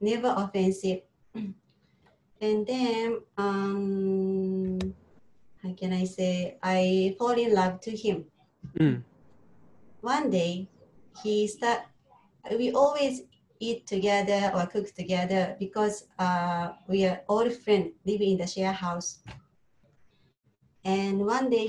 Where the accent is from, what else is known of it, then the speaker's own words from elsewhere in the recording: Japan; English is a second language; moved away as an adult; now in Singapore; from Japan